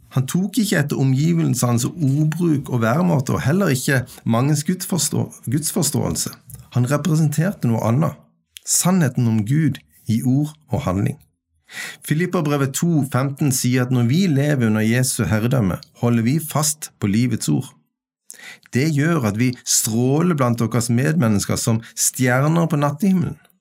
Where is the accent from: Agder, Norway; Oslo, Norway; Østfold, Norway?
Agder, Norway; Kvinesdal; now in Stord, Norway; Jeg er født i Kvinesdal, bosatt på Stord i nasjonen Norge